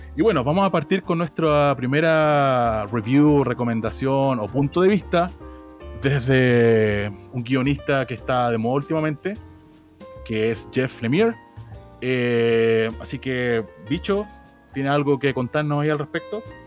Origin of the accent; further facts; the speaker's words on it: Santiago, Santiago Metropolitan Region, Chile; Soy de Santiago